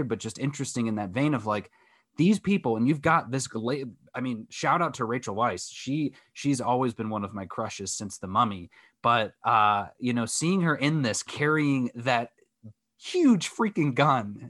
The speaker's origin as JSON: {"language": "English", "country": "United States", "said": "as an American"}